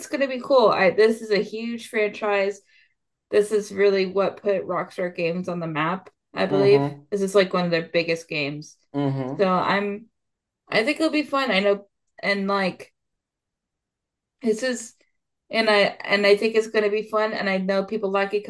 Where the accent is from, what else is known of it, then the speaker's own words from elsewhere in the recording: Central Florida, United States; I'm more from Central Florida